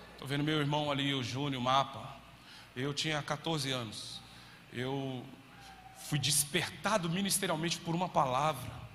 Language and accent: Portuguese; Brazil; eu era brasileiro